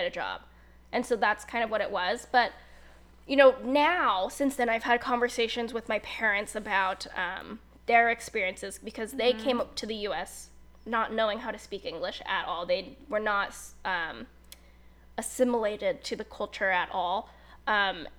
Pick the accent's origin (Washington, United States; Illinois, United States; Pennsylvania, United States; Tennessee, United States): Washington, United States; Seattle; I'm from Seattle.